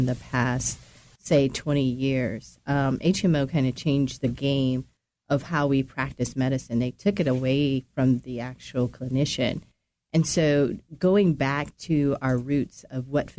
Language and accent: English; Nebraska, United States; I grew up in Nebraska